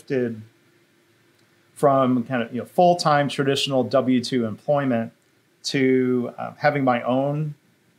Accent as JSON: {"language": "English", "town": "Livonia", "region": "Michigan", "country": "United States", "tie": "born or raised there", "also_born_or_lived": "Chicago, Illinois / Massachusetts", "moved": "yes", "said": "I started my career in my hometown of Livonia, Michigan, at General Motors"}